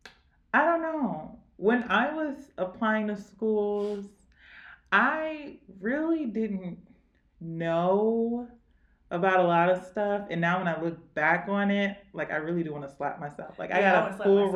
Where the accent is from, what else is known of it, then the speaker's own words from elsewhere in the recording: St. Louis, Missouri, United States; moved away as an adult; now in Kansas City, United States; we're from St. Louis